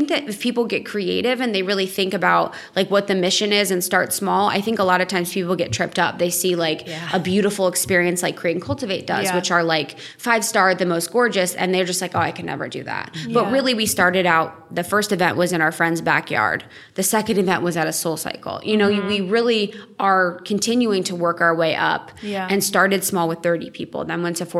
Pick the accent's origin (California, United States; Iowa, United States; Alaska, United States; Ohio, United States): Ohio, United States; moved away; also born or lived in Chicago / New York / Los Angeles; I'm from Ohio, so I know what it's like to grow up in a small town